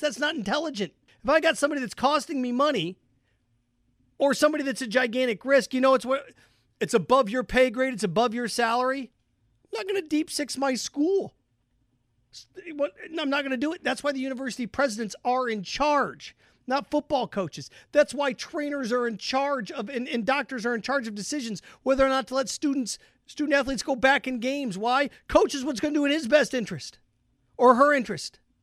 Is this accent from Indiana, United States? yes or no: yes; Indiana, United States; growing up in Indiana, it was different